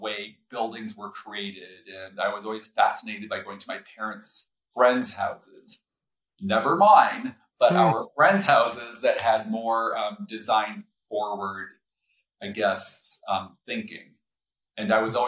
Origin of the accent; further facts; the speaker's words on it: São Paulo, Brazil; also born or lived in Rio de Janeiro, Brazil; now in Colorado, United States; I grew up in Brazil. So in specifically Sao Paulo, and spent time in Rio.